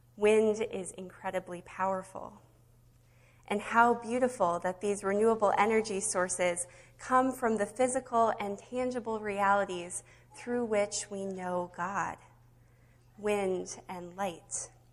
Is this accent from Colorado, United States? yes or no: no; Nebraska, United States; now in Minnesota, United States; growing up in Nebraska on the Windy Prairie